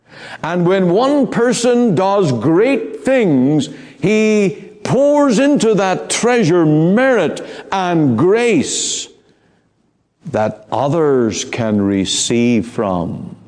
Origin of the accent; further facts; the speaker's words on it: Ireland; Now, I come from Ireland, and it's a very Roman Catholic country, much of it.